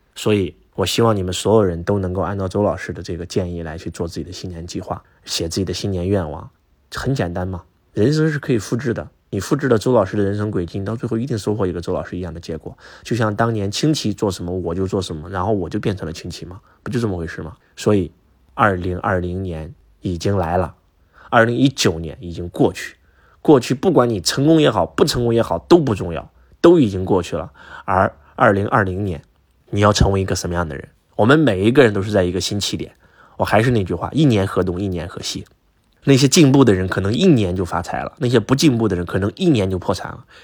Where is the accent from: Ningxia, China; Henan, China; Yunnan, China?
Henan, China; now in southern China; 我们过年回家，河南的传统是拜年的时候要给父母下跪啊